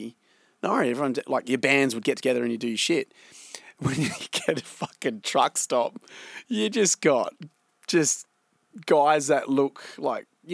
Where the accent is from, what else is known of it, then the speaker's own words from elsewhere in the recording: Australia; being a Australian band